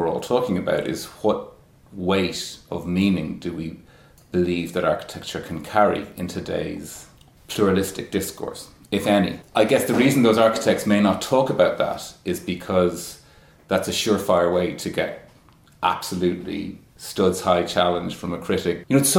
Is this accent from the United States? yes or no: no; Ireland; No, you're not a foreigner. Well, you're as Irish as I am.